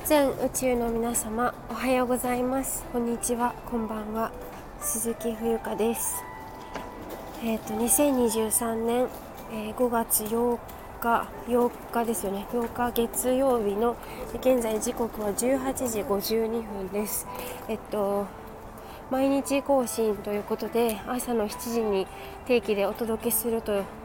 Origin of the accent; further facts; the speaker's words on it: Japan; 日本人なんですよ